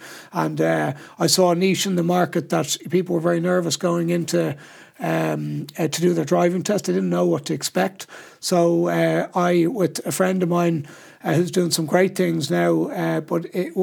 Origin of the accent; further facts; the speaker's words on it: Sutton, County Dublin, Ireland; I grew up in Sutton, and I went to school in St. Michael's